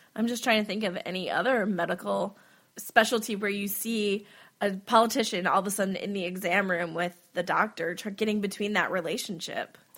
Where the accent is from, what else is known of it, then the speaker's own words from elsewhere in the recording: Wisconsin, United States; I'm from Wisconsin